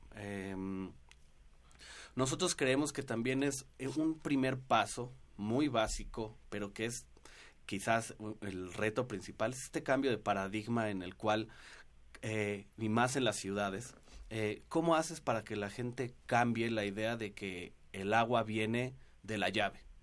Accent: Mexico City, Mexico; todos los que somos chilangos y vivimos por acá

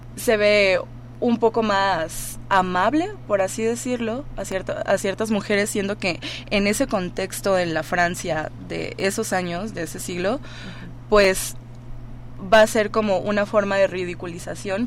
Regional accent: Mazatlán, Sinaloa, Mexico; now in Mexico City, Mexico; yo soy de Mazatlán

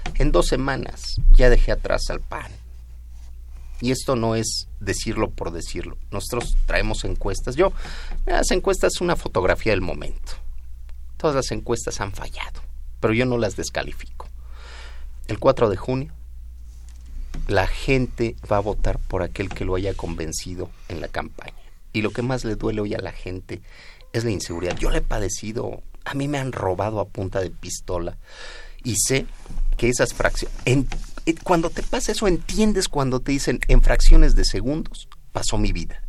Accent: Nezahualcóyotl, State of Mexico, Mexico; also born or lived in United States; yo vengo de Nesa, ahí nací, crecí, ahí vivo

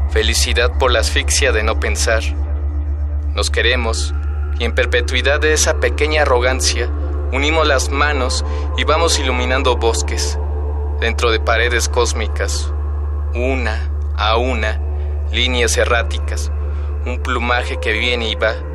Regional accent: Mexico City, Mexico; nací y vivo en la Ciudad de México, me dedico a la poesía y al ensayo

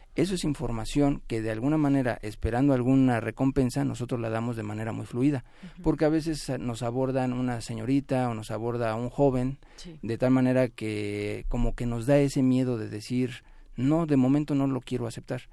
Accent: Mexico; nosotros como mexicanos

